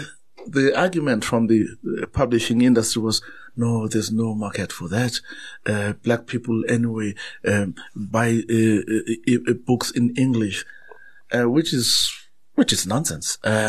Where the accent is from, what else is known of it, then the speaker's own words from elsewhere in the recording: South Africa; first language Zulu; English is a second language; And there are many new publications in my mother tongue, in Zulu, to say there is a market.